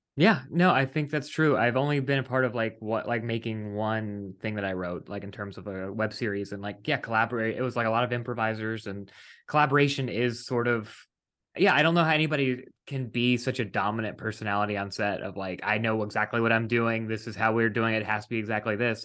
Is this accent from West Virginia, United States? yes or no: yes; West Virginia, United States; moved away; we're both East Coast people originally. Um, I, I'm from West Virginia